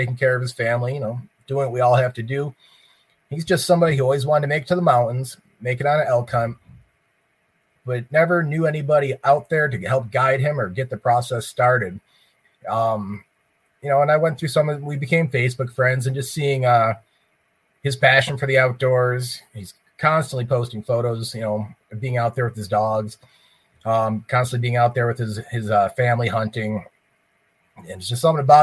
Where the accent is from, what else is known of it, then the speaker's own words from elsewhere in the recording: East Coast, United States; moved away as an adult; now in Montana, United States; I'm originally from the East Coast, but I left pretty much as soon as I could when I joined the Army